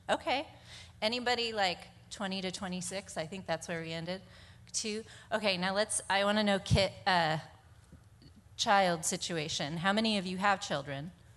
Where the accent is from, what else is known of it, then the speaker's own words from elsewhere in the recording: Monterey, California, United States; born and raised in Monterey.